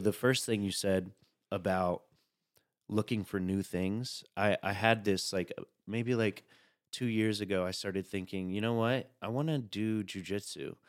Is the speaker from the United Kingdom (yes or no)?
no; Chattanooga, Tennessee, United States; now in New York, United States; I'm from Chattanooga, Tennessee